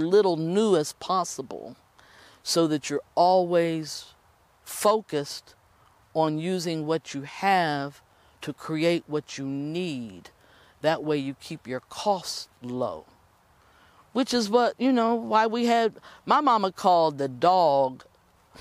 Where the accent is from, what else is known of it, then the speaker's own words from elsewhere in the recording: Appalachia, United States; I come from Appalachia.